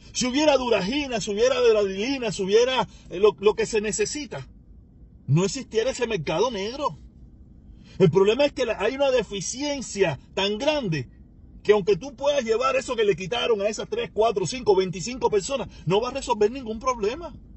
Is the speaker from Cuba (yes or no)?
yes; Cuba; mi país